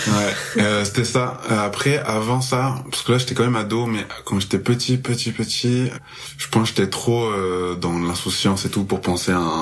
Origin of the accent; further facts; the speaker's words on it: Marseille, Provence-Alpes-Côte d'Azur, France; moved away as an adult; now in Montreal, Canada; je suis originaire de Marseille. Euh, là, je suis à Montréal depuis très peu